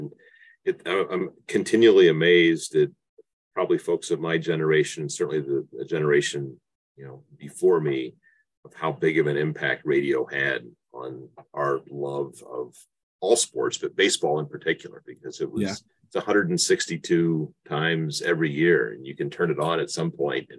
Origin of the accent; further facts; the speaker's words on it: rural Indiana, United States; moved away; also born or lived in Michigan; as a youngster growing up in rural Indiana, where there was not a team